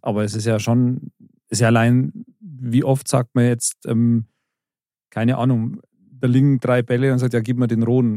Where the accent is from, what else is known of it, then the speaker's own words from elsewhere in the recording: Bavaria, Germany; bei uns in Bayern